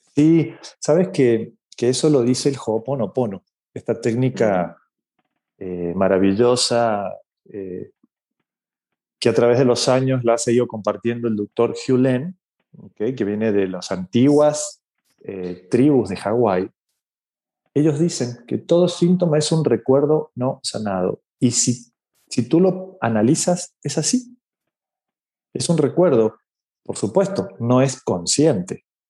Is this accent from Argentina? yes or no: yes; Argentina; now in Mexico; yo vivo en México, soy argentino, eh, pero vivo en México hace muchos años